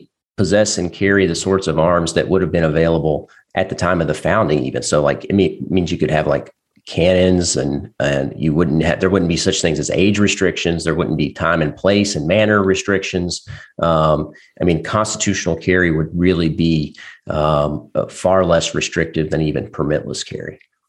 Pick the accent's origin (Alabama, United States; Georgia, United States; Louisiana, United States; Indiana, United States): Indiana, United States; Southern; So I'm an attorney from Southern Indiana